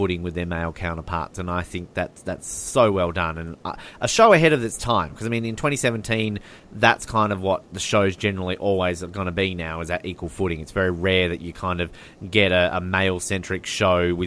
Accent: Australia; as an Australian.

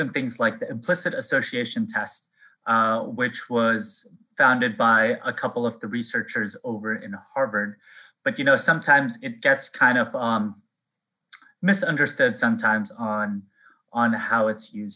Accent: Philippines; now in Boston, United States; I was born actually in the Philippines on Easter.

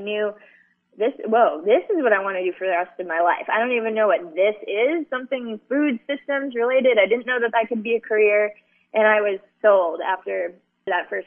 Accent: Hawaii, United States; moved away as an adult; when I was growing up in Hawaii

